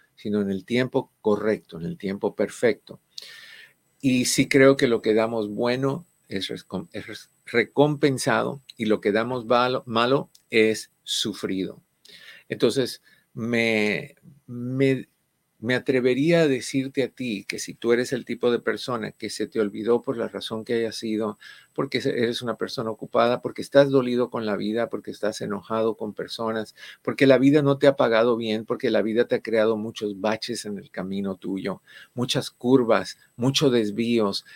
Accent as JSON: {"language": "Spanish", "country": "Cuba", "said": "en el caso de nosotros, cubano"}